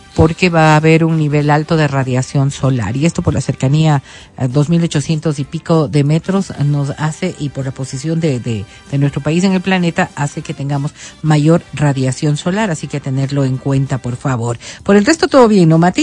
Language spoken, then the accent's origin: Spanish; Ecuador; simplemente como ecuatorianos